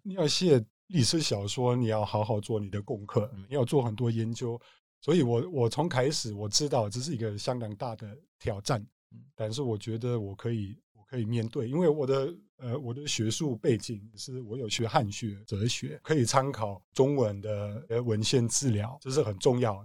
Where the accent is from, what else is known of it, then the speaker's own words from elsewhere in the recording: Germany; Chinese is a second language; moved away; 从香港回德国一趟，在乡下的我的家乡看我家人